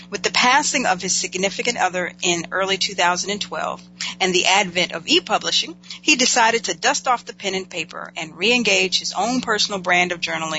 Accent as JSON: {"language": "English", "town": "Winston-Salem", "region": "North Carolina", "country": "United States", "tie": "born or raised there", "moved": "yes", "said": "North Carolina is my home state"}